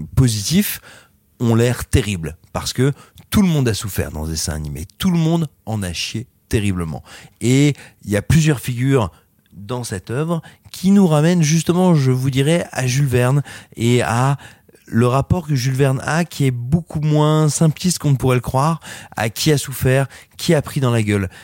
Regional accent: France; chez nous, en France

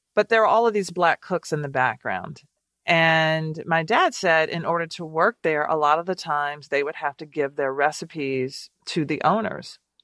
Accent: Nashville, Tennessee, United States; growing up in Nashville and having these small restaurants

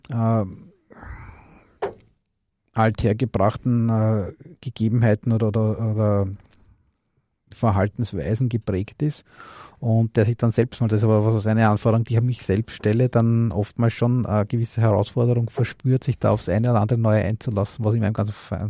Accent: Austria; Ne, ich bin aus Österreich.

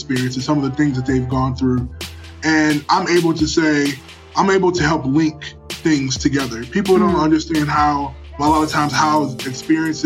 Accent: Cleveland, Ohio, United States; I was born and raised in Cleveland, Ohio

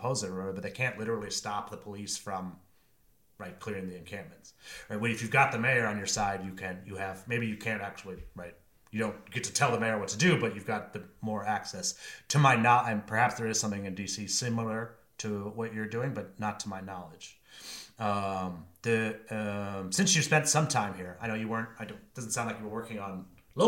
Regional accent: Maine, United States; moved away as an adult; also born or lived in Washington, District of Columbia, United States; I came from Maine

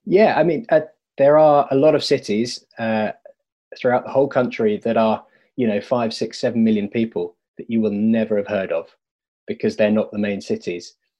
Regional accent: United Kingdom; me being a British white male

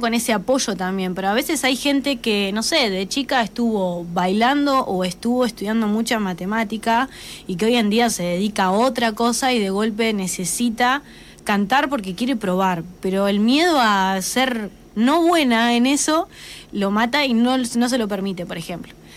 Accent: Macachín, La Pampa, Argentina; ambas somos de Macachín también

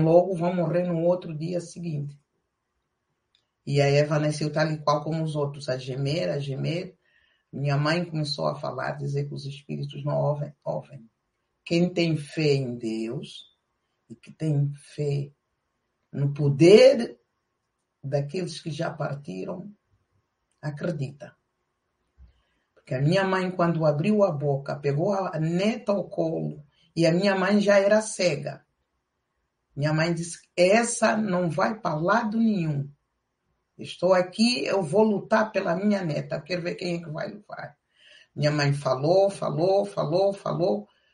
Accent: Lobito, Benguela, Angola; moved away as an adult; also born or lived in Canhara; now in Portugal; E com a guerra viemos para o Lubito, a terra onde nasci, eu sou natural do Lubito

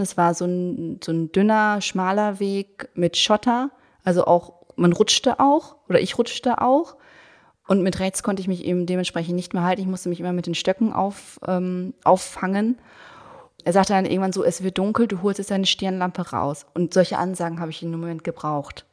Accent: Berlin, Germany; ich als Berlinerin

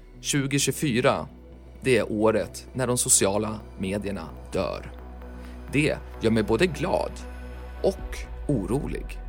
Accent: Sweden; där vi växte upp i världsmetropoler som Falköping, Timrå, Söderhamn

